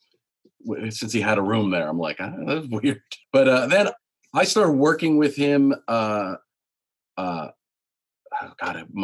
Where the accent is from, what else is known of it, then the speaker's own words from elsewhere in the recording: Monterey, California, United States; I'm from Monterey, a small town